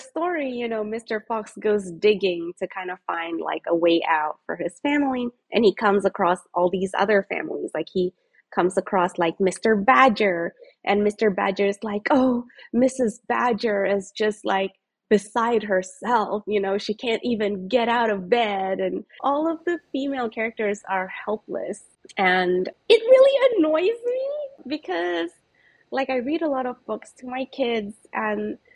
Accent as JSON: {"language": "English", "country": "Singapore", "tie": "born or raised there", "said": "I grew up in Singapore"}